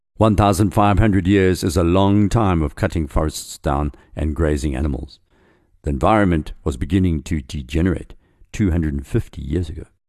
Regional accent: Nkwaleni, Mhlatuze River, KwaZulu-Natal, South Africa; now in Johannesburg, South Africa; I grew up on the Umflaatuzi River in a place called Enkwaleni

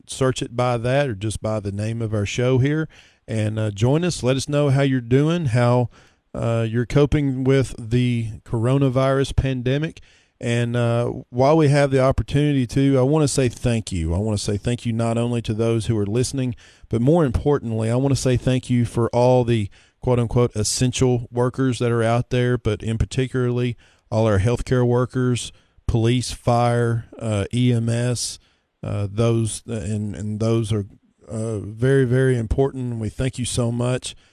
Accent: East Tennessee, United States; moved away; I'm originally from East Tennessee

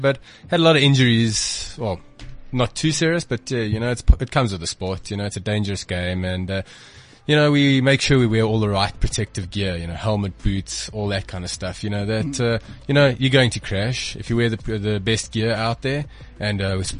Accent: Johannesburg, Gauteng, South Africa; I come from Johannesburg

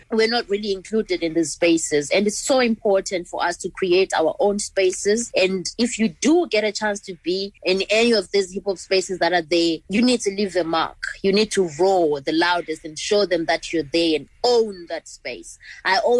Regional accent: Zimbabwe; in Zimbabwe, in my society

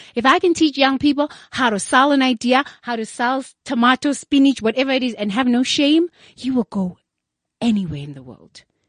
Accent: Soweto, Gauteng, South Africa; moved away as an adult; now in United States; I grew up in Soweto, but in Kulele Soweto, Ekas

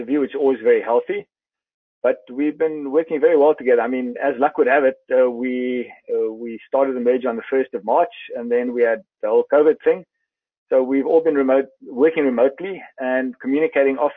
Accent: South Africa

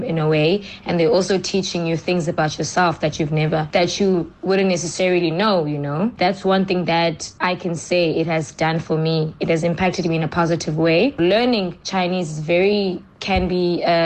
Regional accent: East London, Eastern Cape, South Africa; moved away as an adult; also born or lived in Johannesburg, South Africa / Pretoria, South Africa; now in Nanjing, China; I come from South Africa, from both East London and Johannesburg. I was born in East London, but I was in Johannesburg for my last couple of years that I spent in South Africa.

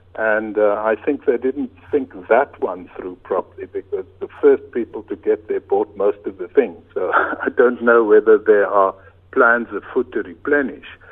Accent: Cape Town, Western Cape, South Africa; moved away as an adult; now in Italy; I grew up on the Cape Flats

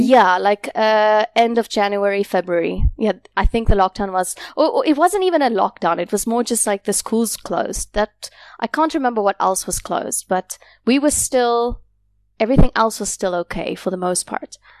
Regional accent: South Africa; moved away as an adult; also born or lived in South Korea; now in Da Nang, Vietnam; I came to Vietnam from South Africa.

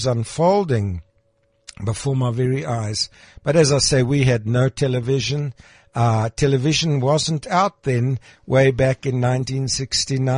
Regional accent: Krugersdorp, Gauteng, South Africa; When I grew up in Krugersdorp

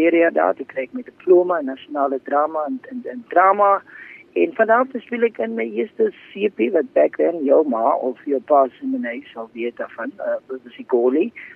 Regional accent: Paarl, Western Cape, South Africa; Ek uh, is gebore en getoe in die Parel

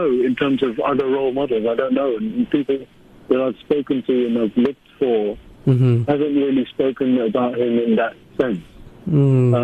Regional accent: London, United Kingdom; I grew up in South London.

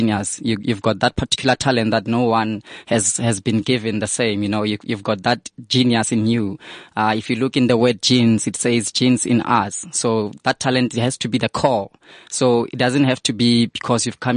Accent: Vanderbijlpark, Gauteng, South Africa; I'm from Deval, I'm from Van der Bijl

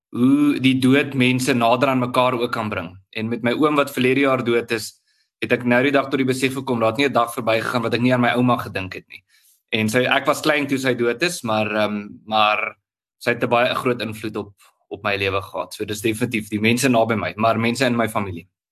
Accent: Tzaneen, Limpopo, South Africa; also born or lived in Pretoria; ek het in in, in Tsenin groot geword. Dis 'n Tsenin se dorp aan Limpopo

